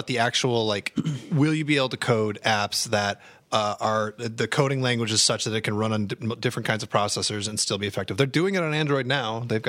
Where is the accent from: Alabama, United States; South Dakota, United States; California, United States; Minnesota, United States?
Minnesota, United States; I'm Minnesotan, so I don't.